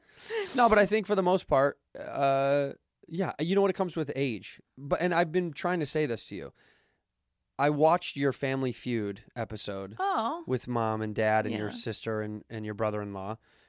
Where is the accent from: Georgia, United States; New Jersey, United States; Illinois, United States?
Illinois, United States; Chicago; when I was young, if somebody told me they were a White Sox fan because I was from the North Side of Chicago, I'd be like, fucking loser.